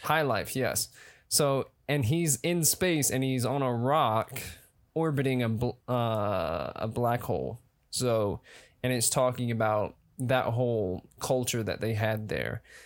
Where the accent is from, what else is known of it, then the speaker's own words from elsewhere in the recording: Atlanta, Georgia, United States; I'm an actor from Atlanta, Georgia.